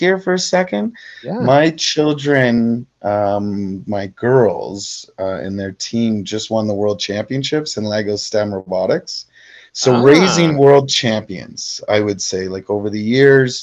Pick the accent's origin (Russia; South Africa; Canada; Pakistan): Canada; I'm a big Canadian